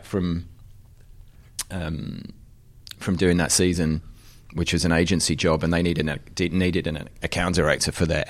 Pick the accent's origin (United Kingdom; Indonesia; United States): United Kingdom; Wanstead, London; And so my friend John Robinson, who I grew up with in Wanstead in East London, who's still like my closest oldest mate